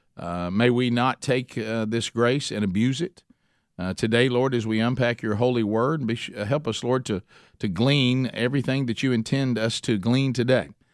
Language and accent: English; Oxford, Alabama, United States; my hometown, Oxford, Alabama